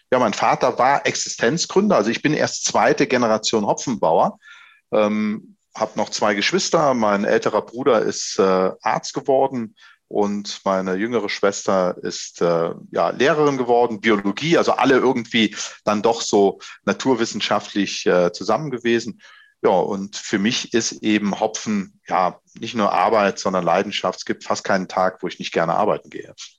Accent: Holsthum, Rhineland-Palatinate, Germany; Holstum, da wo ich herkomme, unser Ort, das sind äh, 600 äh, Einwohner, die hier wohnen.

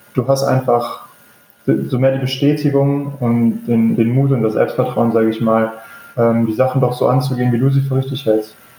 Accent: Düsseldorf, North Rhine-Westphalia, Germany; moved away as an adult; now in Norwich, United Kingdom; mein Jugendverein war in Düsseldorf, wo ich herkomme

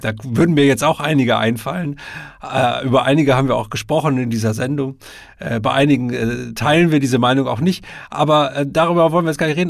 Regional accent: Münsterland, North Rhine-Westphalia, Germany; ich bin ja Westfale und, äh, komme aus dem Münsterland, ähm, oder aus der Nähe des Münsterlandes.

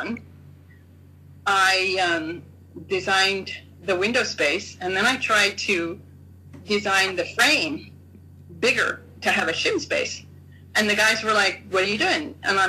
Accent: United States; moved away; also born or lived in Japan; I'm an American

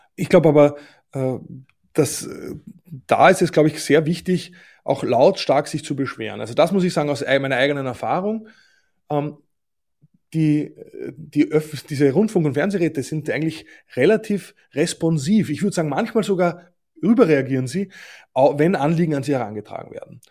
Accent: Austria; Ich finde als Österreicher

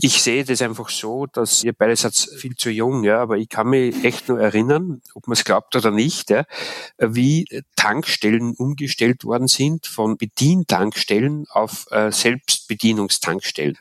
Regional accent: Austria; moved away as an adult; also born or lived in Ruhr area, North Rhine-Westphalia; now in Germany; in Österreich in meiner Heimat

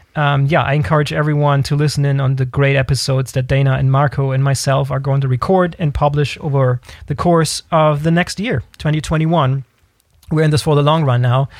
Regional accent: Germany; We're all from Germany

